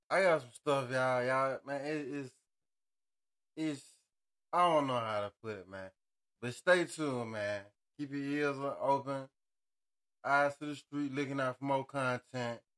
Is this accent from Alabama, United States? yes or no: yes; Montgomery, Alabama, United States; moved away; I say I'm from Montgomery.